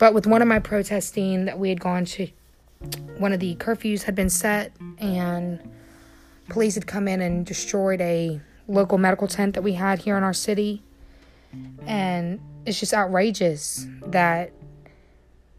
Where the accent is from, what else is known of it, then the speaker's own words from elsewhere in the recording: North Carolina, United States; here in my home state, which is North Carolina